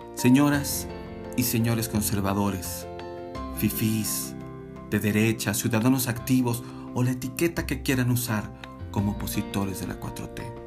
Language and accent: Spanish; Mexico; soy mexicana, mexicano